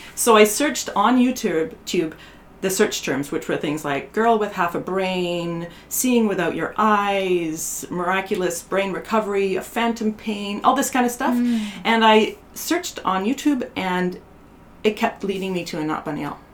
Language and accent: English; Canada; moved away as an adult; also born or lived in Bay Area, United States; now in Portland, United States; I was from Canada